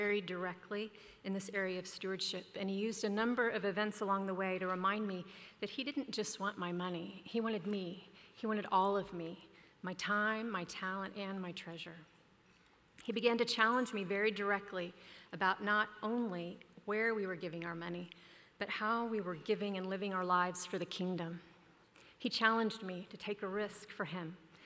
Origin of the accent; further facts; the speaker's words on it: Dallas, Texas, United States; moved away as an adult; also born or lived in New York City; Growing up in Dallas